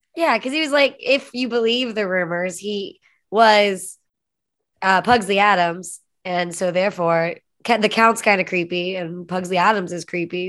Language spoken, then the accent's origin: English; United States; I'm an American